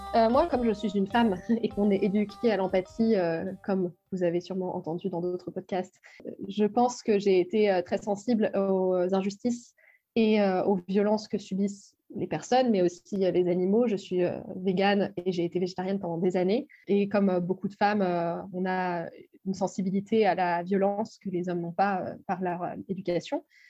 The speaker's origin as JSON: {"language": "French", "region": "Brittany", "country": "France", "moved": "yes", "said": "Je suis bretonne."}